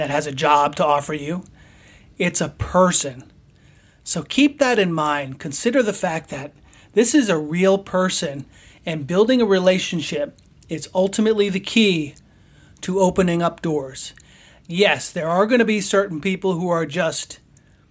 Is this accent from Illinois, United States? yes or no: no; Poughkeepsie, New York, United States; I was from Poughkeepsie. We played high school baseball against each other